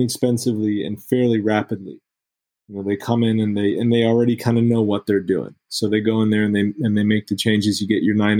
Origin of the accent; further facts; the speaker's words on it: California, United States; I'm a Californian. I kind of love California. It's my home